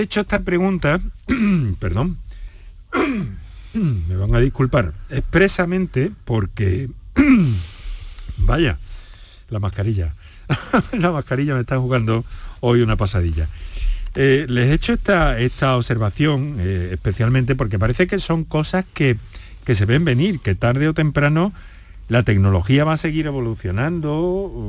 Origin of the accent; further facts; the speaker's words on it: Andalusia, Spain; en nuestra tierra, en Andalucía